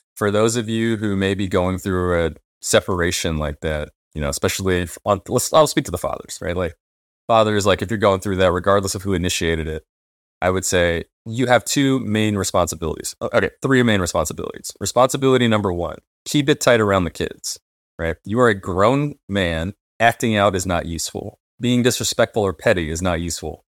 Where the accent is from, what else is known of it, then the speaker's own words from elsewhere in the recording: United States; those of us who grew up as American Black people